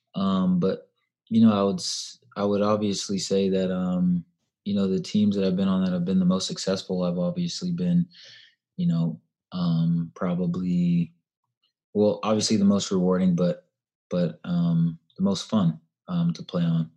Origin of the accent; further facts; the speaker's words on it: Davis, California, United States; moved away as an adult; also born or lived in Santa Clara, California / Chapel Hill, North Carolina / Chicago; now in Nashville, United States; I grew up in Davis, California.